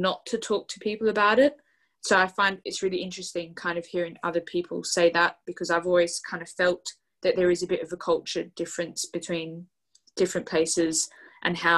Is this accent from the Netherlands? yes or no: no; Australia; now in United Kingdom; I'm Australian, like, originally Australian